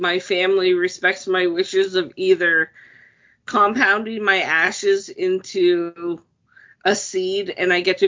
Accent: Windsor, Ontario, Canada; when we were growing up in the west end of town. We grew up on Wellington.

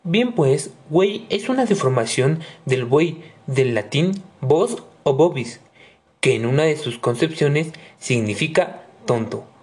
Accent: Mexico; Otra de las expresiones que también venimos manejando como buenos mexicanos es vete a ver si ya puso la marrana

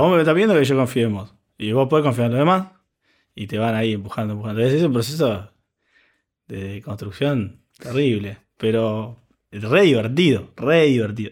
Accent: Argentina; nosotros como, argentinos

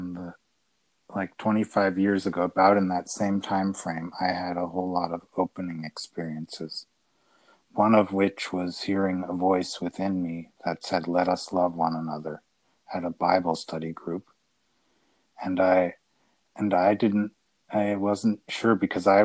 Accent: United States; moved away; also born or lived in Italy / Austria; I grew up in America. Then lived in Italy and in Austria

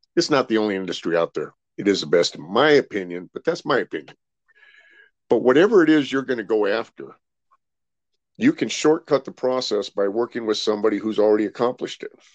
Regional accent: Rancho Cucamonga, California, United States; also born or lived in Billings, Montana; Pretty much grew up there in California, out in the Rancho Cucamonga area

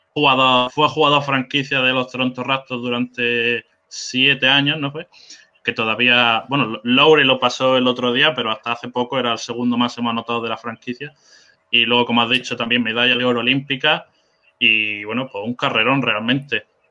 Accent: Spain; also born or lived in south of England; now in England; yo no soy inglés, soy de España, pero que estoy aquí viviendo y trabajando.

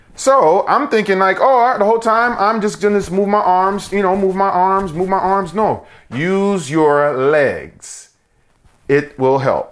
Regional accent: New York, United States; when I was a kid, you know, growing up in New York

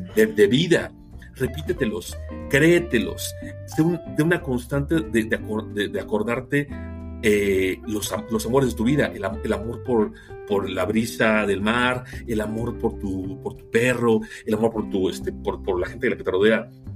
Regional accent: Mexico

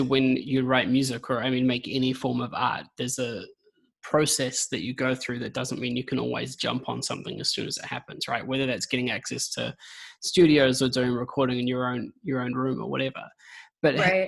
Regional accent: New Zealand; now in United Kingdom; I'm a Kiwi. I'm in the UK at the moment.

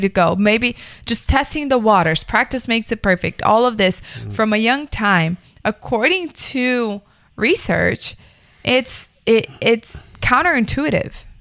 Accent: Miami, Florida, United States; I grew up in Miami

